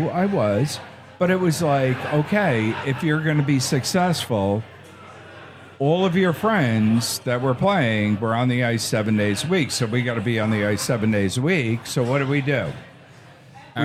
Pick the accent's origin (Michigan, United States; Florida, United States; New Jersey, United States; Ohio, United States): New Jersey, United States; Kearny; when I grew up in Kearney